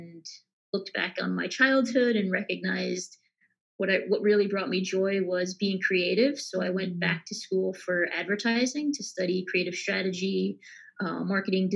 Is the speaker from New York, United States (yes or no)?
yes; Long Island, New York, United States; I grew up in Long Island, New York, and studied in upstate New York